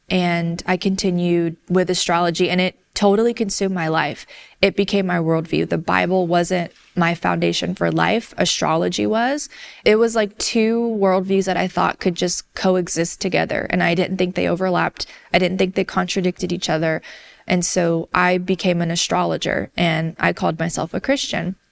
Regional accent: the South, United States; I grew up in the South in a community that was not very diverse

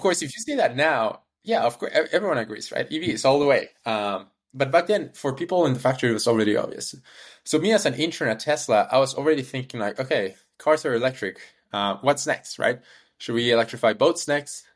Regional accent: Peru; moved away; also born or lived in Canada; I was born in Peru, moved to Canada, went to the University of Waterloo

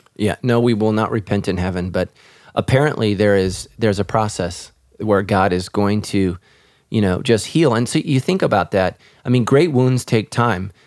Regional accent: United States; my nationality is I'm American

